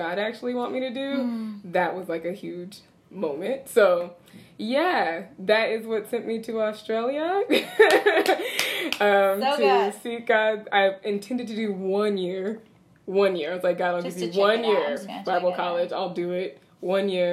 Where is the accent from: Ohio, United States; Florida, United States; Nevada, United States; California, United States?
California, United States; Southern; moved away as an adult; also born or lived in New York City; Born and raised in Southern California, moved to New York City as soon as I finished college